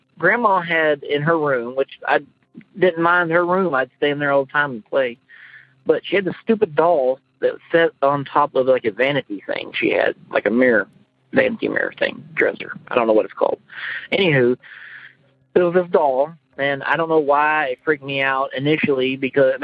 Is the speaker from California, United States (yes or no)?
no; eastern Oklahoma, United States; now in Kansas, United States; when I was growing up in eastern Oklahoma